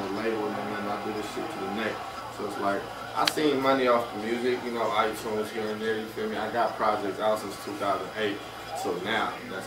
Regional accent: Deep East, California, United States; I come from Deep East Stop in California

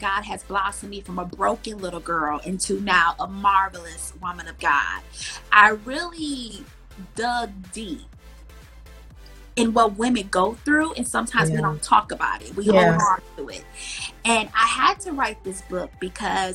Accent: Milwaukee, Wisconsin, United States; I grew up in Milwaukee, Wisconsin.

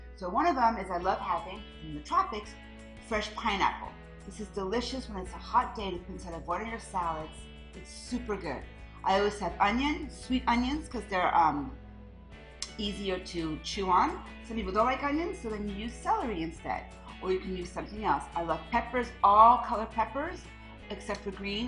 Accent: France; moved away; growing up in France

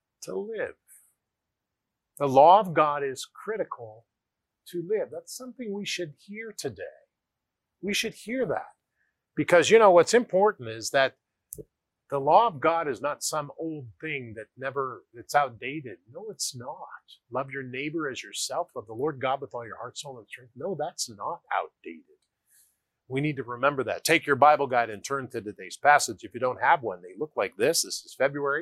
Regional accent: United States; I grew up in the United States of America

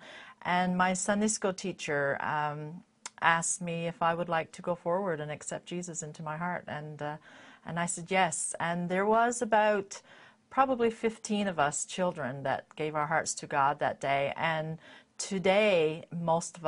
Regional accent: Stoneville, Newfoundland and Labrador, Canada; I was born and raised in Newfoundland in a little town called Stoneville

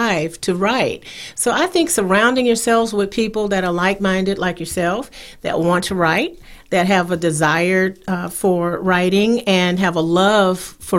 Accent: South Carolina, United States; now in North Carolina, United States; I am originally from South Carolina

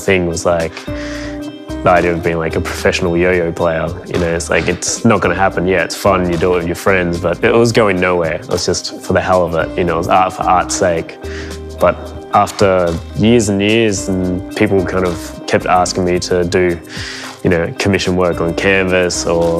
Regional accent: Melbourne, Victoria, Australia; I'm a painter from Melbourne

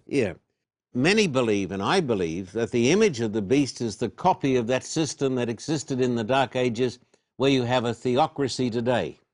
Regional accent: Australia; moved away; I was brought up in Australia

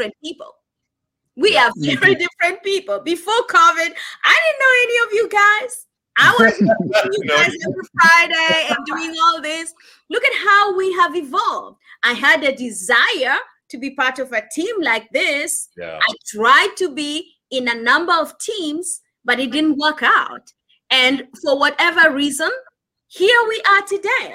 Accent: Kenya; I'm Kenyan

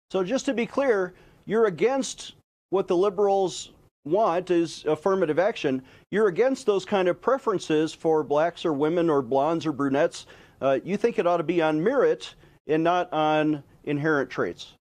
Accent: New York, United States; I'm a Yankee from New York

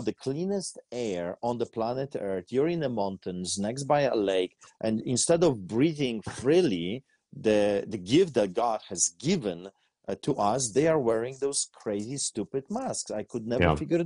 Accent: Poland; now in Canada; I grew up in Poland behind the Iron Curtain

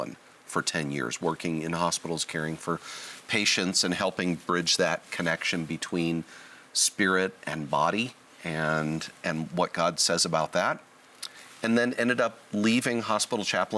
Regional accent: Southern California, United States; I was born and raised in Southern California

